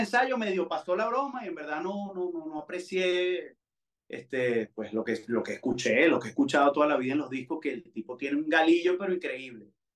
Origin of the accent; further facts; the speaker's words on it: Valencia, Carabobo, Venezuela; also born or lived in United States; Yo, yo viví en Valencia, yo no soy nacido en Valencia, pero viví ahí eh, eh, desde que tenía siete años